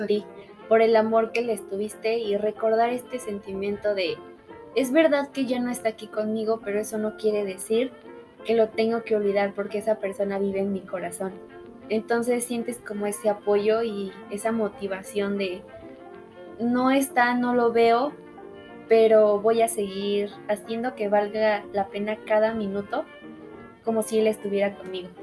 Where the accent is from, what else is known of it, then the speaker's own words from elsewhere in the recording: Mexico; como mexicanos